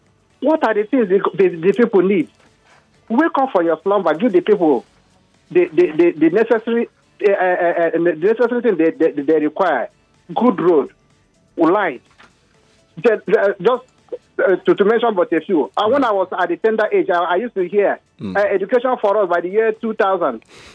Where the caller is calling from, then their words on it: Lagos, Nigeria; Calling from Lekki.